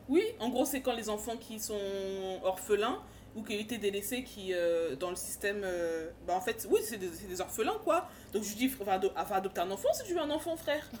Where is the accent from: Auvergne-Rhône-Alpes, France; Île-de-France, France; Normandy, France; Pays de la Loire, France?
Île-de-France, France; Paris suburbs; moi je viens de Paris, exactement dans de banlieue parisienne